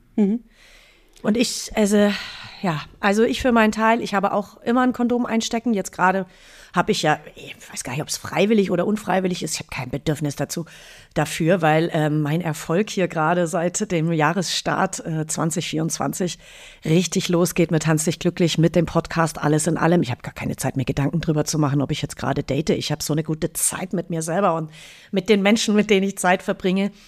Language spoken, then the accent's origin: German; Munich region, Bavaria, Germany; now in Berlin, Germany; da, wo ich herkomme, also aus der bayerischen Münchner Region